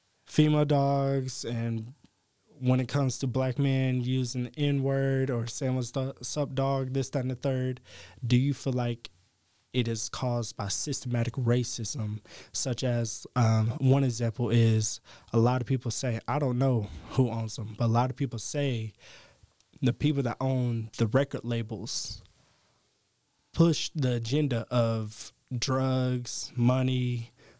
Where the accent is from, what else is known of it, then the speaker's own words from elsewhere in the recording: East Tennessee, United States; Growing up in East Tennessee